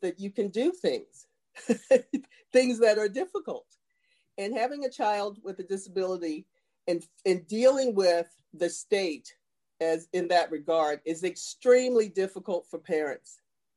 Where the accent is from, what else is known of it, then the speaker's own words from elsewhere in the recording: Baltimore, Maryland, United States; I'm from Baltimore, and Baltimore is a beautiful city. Yes. But I grew up in one of the worst places in the country